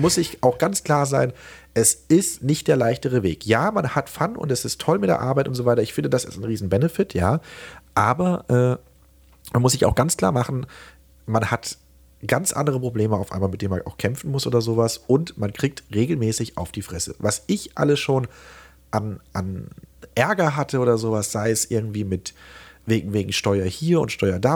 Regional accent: Remseck, Baden-Württemberg, Germany; ich komme aus äh, Remseck, das ist bei Stuttgart und im schönen Süden

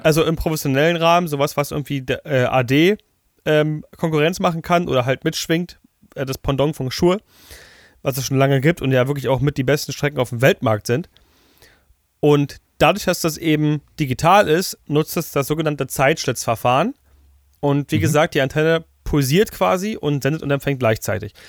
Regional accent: Germany; bei uns in Deutschland

